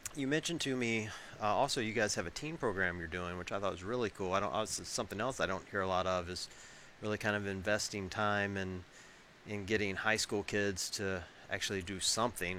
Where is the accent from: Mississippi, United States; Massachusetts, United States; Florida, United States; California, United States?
Mississippi, United States; Tupelo; moved away; this is my hometown. Uh, grew up, born and raised in Tupelo, Mississippi.